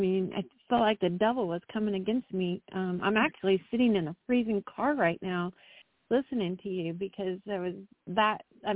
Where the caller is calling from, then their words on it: North Carolina, United States; Hi, LaShun. … from North Carolina.